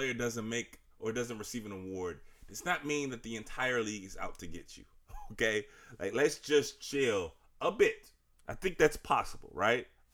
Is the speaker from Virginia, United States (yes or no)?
yes; Richmond, Virginia, United States; I'm from Richmond. Y'all know this. But for the new listeners, I'm from Richmond. Grew up watching wrestling